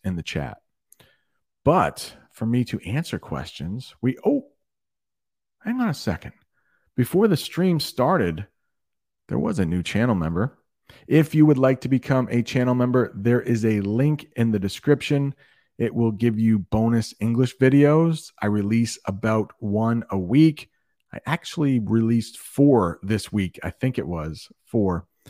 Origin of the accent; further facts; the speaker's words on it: United States; I'm from the United States. I'm really close to Canada, maybe a two-hour drive